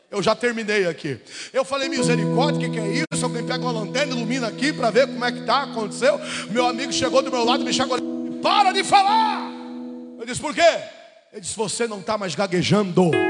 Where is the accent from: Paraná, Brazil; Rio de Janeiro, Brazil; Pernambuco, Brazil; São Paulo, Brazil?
Paraná, Brazil; Paranaguá; atendendo convite ali na minha cidade, em Paranaguá, aqui no Paraná. Por isso que eu sou bonito assim, eu sou do Paraná.